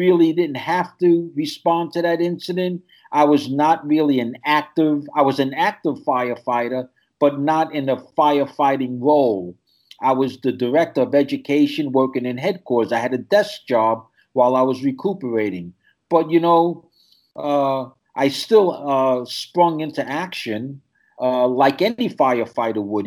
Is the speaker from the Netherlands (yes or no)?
no; New York City, New York, United States; I'm born and raised in New York City.